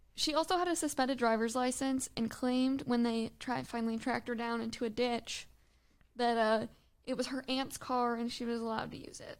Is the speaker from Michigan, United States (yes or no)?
yes; Michigan, United States; growing up in Michigan, living by a large body of water where you can't see the other side